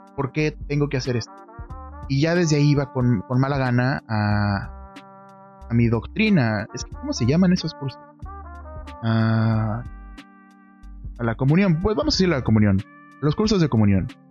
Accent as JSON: {"language": "Spanish", "region": "northern Mexico", "country": "Mexico", "said": "yo soy de México, soy del norte de México"}